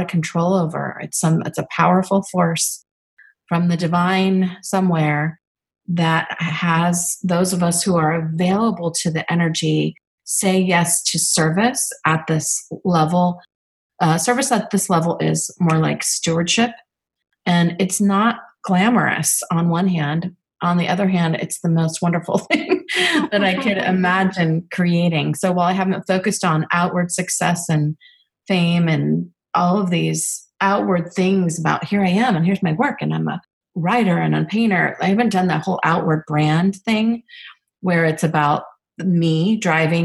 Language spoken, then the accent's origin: English; Northern California, United States; living and growing up in Northern California